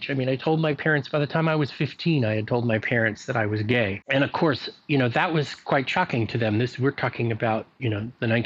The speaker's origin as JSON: {"language": "English", "country": "Libya", "tie": "born there", "said": "I, I was born in North Africa, in Libya because there was a military base there that had a maternity ward."}